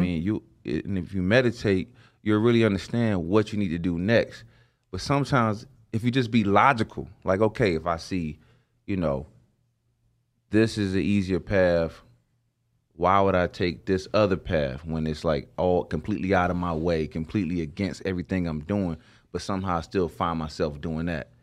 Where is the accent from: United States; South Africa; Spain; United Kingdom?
United States; the South; I'm from the South